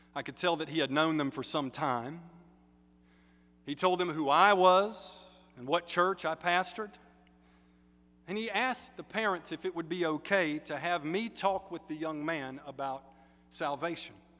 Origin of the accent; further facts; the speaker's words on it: United States; I'm American, but especially because I'm Baptist